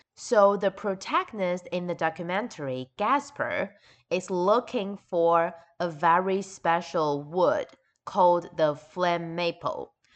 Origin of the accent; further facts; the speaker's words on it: Taichung, Taiwan; my hometown, Taichung